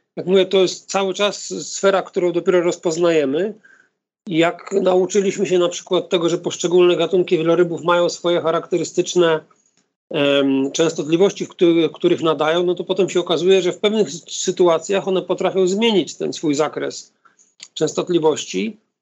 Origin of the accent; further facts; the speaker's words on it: Gdynia, Pomeranian Voivodeship, Poland; Mieszkam od urodzenia w Gdyni, e, w odległości 200 metrów od plaży